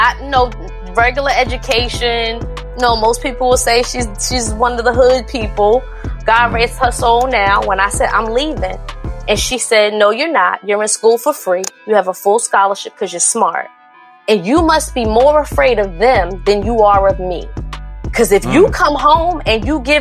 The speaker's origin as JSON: {"language": "English", "town": "Newark", "region": "New Jersey", "country": "United States", "tie": "born or raised there", "said": "I grew up in Newark, New Jersey"}